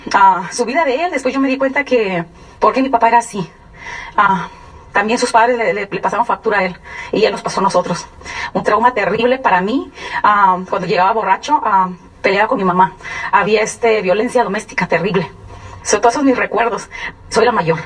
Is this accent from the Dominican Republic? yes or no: no; San Luis Río Colorado, Sonora, Mexico; also born or lived in Durango; nací en Sonora, en San Luis Río Colorado, Sonora, pero mi, sangre, mi raza, soy duranguense